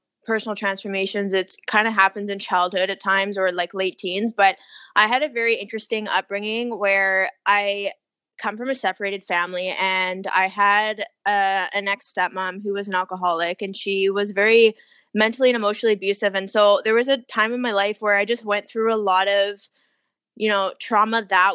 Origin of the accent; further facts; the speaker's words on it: Victoria, British Columbia, Canada; also born or lived in Toronto / China; now in Vancouver, Canada; I'm originally from Victoria, BC.